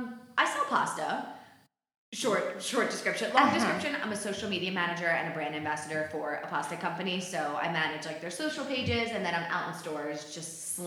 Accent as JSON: {"language": "English", "region": "New Jersey", "country": "United States", "said": "we're both from New Jersey."}